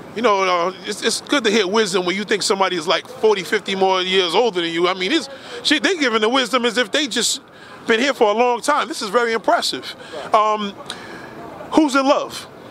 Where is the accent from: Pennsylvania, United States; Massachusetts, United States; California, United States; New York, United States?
New York, United States; New York City; also born or lived in Staten Island; We're New Yorkers